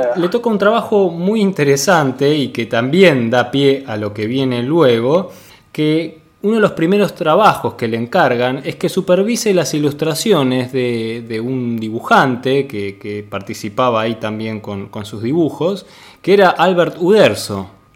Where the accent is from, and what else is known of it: Argentina